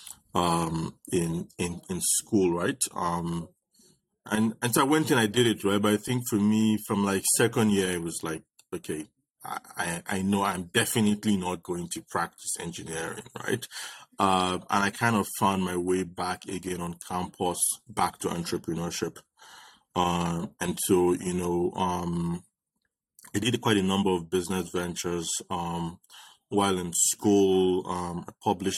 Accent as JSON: {"language": "English", "town": "Ibadan", "region": "Oyo", "country": "Nigeria", "tie": "born or raised there", "said": "I grew up in Nigeria, in Ibadan"}